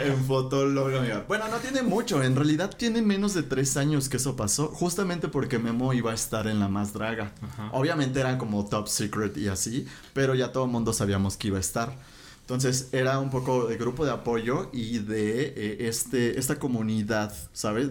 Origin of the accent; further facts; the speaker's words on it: Mexico; nosotros que somos mexicanos